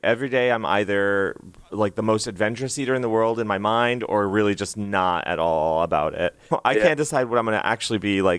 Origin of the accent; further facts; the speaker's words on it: United States; as an American